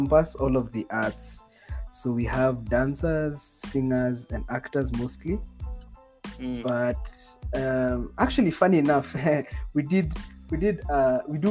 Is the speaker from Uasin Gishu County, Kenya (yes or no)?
no; Nairobi, Kenya; I was born in, you could say, middle class Nairobi